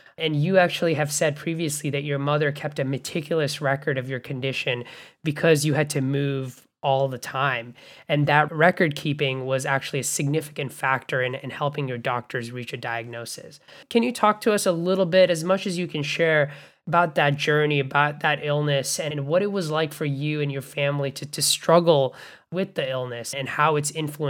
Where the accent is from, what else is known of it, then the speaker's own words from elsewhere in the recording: Bangladesh; also born or lived in Canada; now in United States; And I grew up in Bangladesh and Canada before coming to the US